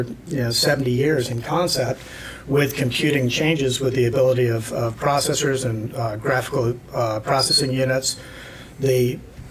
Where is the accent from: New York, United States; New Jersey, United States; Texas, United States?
New York, United States; I grew up in New York.